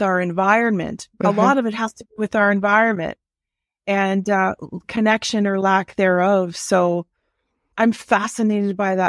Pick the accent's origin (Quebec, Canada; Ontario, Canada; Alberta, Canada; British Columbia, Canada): Ontario, Canada; now in Ottawa, Canada; I grew up in Northern Ontario as a kid, and I think we lived in a 1,200 square foot bungalow for a family of four.